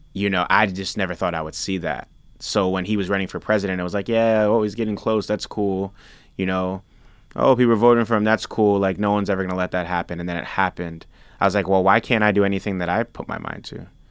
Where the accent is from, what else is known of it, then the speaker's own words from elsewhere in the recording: New York City, New York, United States; also born or lived in Nigeria; I grew up eating in the South Bronx